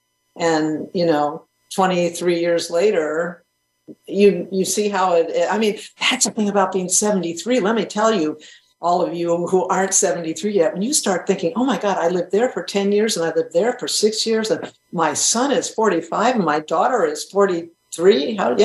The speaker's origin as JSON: {"language": "English", "region": "New England", "country": "United States", "tie": "born or raised there", "said": "I grew up in New England. That's what happened to me."}